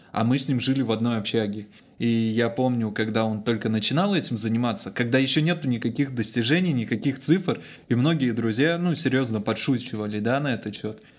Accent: Olkhonsky District, Irkutsk Oblast, Russia; Я, я родом из Зельхонского района, я живу на Байкале.

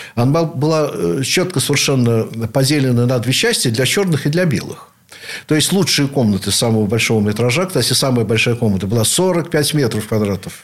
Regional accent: Saint Petersburg, Russia; являюсь потомственным ленинградцем, теперь уже санкт-петербуржцем, наверное, в седьмом поколении

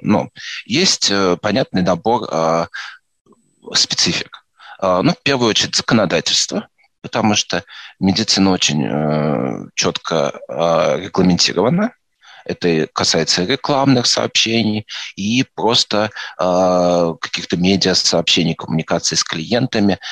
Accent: Moscow Oblast, Russia; also born or lived in Vladimir; я из Подмосковья

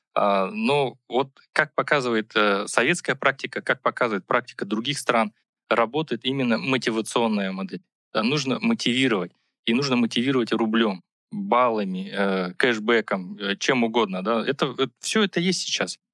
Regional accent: Buryatia, Russia; moved away; я сам из Бурятии, и, и вот, э, Байкал, да, вот, э, родина

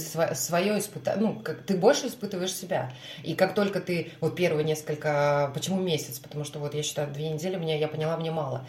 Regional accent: Murmansk, Murmansk Oblast, Russia; now in Saint Petersburg, Russia; Мурманск недавно посетила, это мой родной город

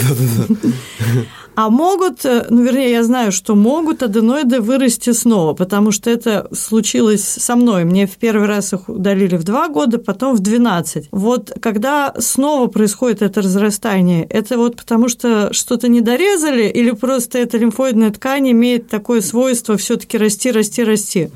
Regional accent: Saint Petersburg, Russia; я и родилась в Петербурге, в Ленинграде, и работала в Петербурге

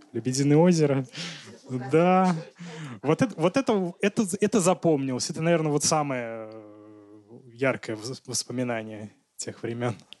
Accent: Nizhny Tagil, Sverdlovsk Oblast, Russia; Я тоже из Нижнего Тагила

